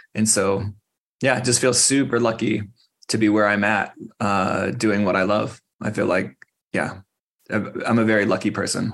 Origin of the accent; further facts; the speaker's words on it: Phoenix, Arizona, United States; now in Tucson, United States; I grew up in Phoenix uh, left the state for a long time and then came back uh, to Tucson